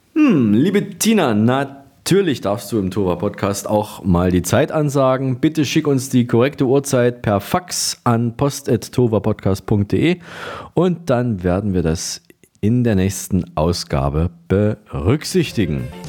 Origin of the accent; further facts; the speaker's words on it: Berlin, Germany; Bei uns in Berlin